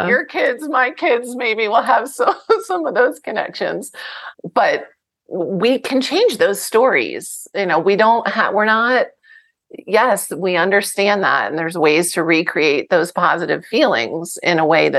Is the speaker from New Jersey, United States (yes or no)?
yes; New Jersey, United States; I'm from New Jersey, the best tomatoes anywhere